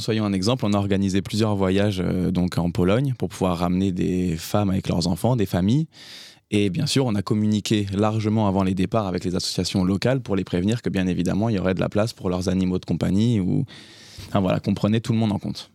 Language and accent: French; France; chez nous en France